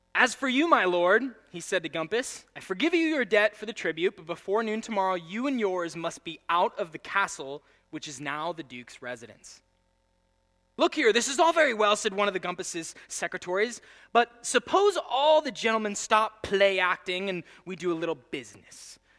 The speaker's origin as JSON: {"language": "English", "country": "United States", "said": "I'm the only American"}